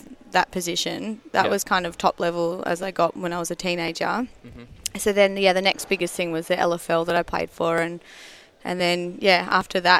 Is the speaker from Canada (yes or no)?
no; Canberra, Australian Capital Territory, Australia; moved away as an adult; now in Western Australia, Australia; I'm from Canberra.